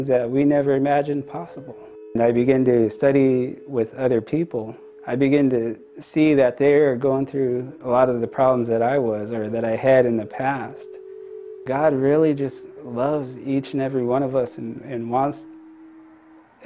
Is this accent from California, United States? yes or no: no; Yakama Nation Reservation, Washington, United States; I grew up on the Yakima Nation Reservation